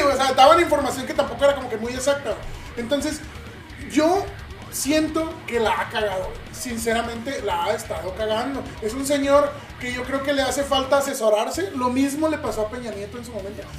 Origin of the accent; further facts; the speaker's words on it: Cancún, Quintana Roo, Mexico; moved away; also born or lived in Veracruz; Nací en, Veracruz y me crié en Cancún